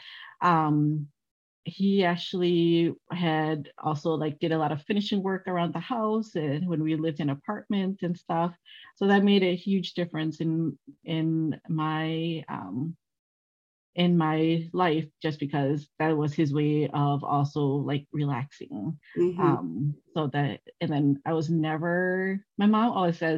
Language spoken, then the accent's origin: English; Milwaukee, Wisconsin, United States; also born or lived in Laos; I grew up in Milwaukee, and the area that I grew up, they were pretty diverse